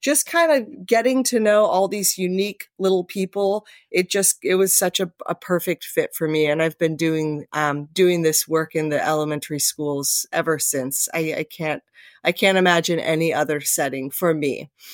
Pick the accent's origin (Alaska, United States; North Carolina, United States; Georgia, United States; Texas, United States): Alaska, United States; Anchorage; moved away as an adult; also born or lived in Las Vegas, Nevada; now in Camas, United States; I grew up in Anchorage, Alaska.